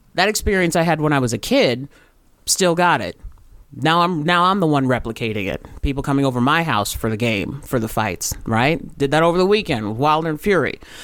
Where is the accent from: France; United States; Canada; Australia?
United States; Riverside, California; I grew up in Riverside, California